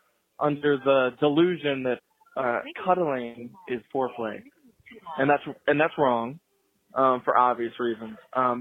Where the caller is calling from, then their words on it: Peoria, Illinois, United States; I'm calling from Bearded Owl Brewing in Peoria, Illinois.